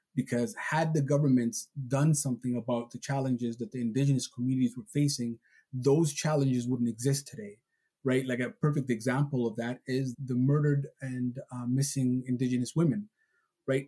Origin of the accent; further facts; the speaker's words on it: Somalia; moved away; Even though I'm Somali and I was born in Somalia